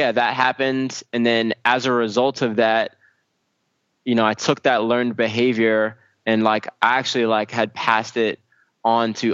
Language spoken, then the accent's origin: English; New York City, New York, United States; I grew up in Brooklyn, right, in East New York, Brooklyn, which is a very rough part of Brooklyn.